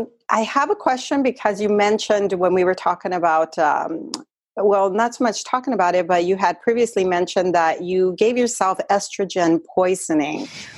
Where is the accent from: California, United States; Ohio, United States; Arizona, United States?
Arizona, United States; moved away; I grew up in Arizona. I know what the summers are like.